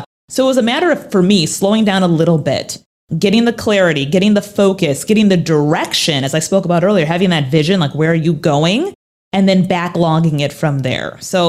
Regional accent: Minnesota, United States; accent: Minnesota; So let me give you the 411 on my life growing up. I'm from Minnesota. Yes, I used to have an accent. I used to say, oh yeah, don't you know Minnesota?

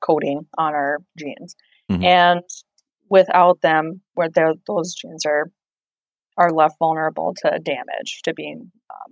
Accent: Pine Ridge Reservation, South Dakota, United States; I grew up on the Pine Ridge Reservation in South Dakota, and I'm a member of the Ogallala Sioux Tribe

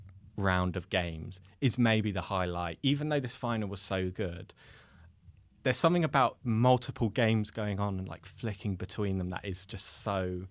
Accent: England, United Kingdom; Because I feel like as much as English fans, we try and know about everyone in the world, like I actually hadn't watched Mbappe that much.

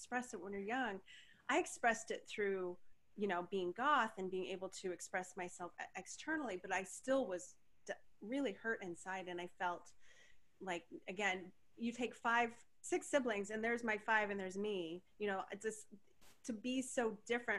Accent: Denver, Colorado, United States; moved away as an adult; also born or lived in Portland; I moved away from Denver when I was just barely 19

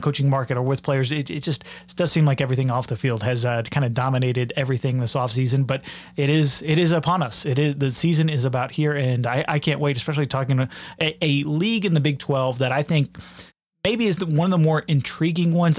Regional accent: Dallas-Fort Worth area, Texas, United States; my hometown as well. uh, there in the Dallas-Fort Worth area.

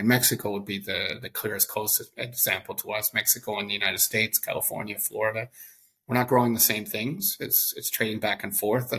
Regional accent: Canada; I think as a Canadian who lived around 20 years of my life abroad, maybe you start seeing your own country with a little bit of critical distance.

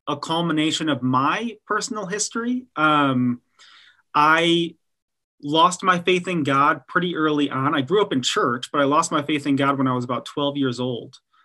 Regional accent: Detroit, Michigan, United States; moved away as an adult; also born or lived in Texas; I grew up in Detroit, Michigan

